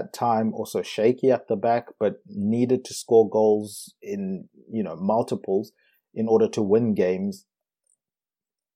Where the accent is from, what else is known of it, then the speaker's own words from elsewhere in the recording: South Africa; moved away; also born or lived in Zimbabwe; Me being from Zimbabwe and growing up in South Africa